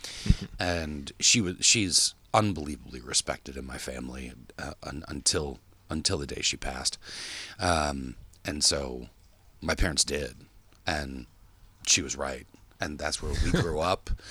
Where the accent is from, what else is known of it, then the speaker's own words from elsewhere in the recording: Park Ridge, United States; moved away; growing up in Park Ridge is that our friends didn't live far